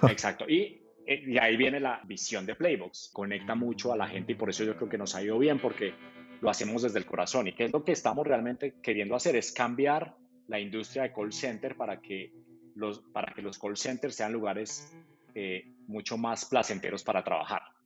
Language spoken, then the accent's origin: Spanish; Manizales, Caldas, Colombia; yo, soy de, Manizales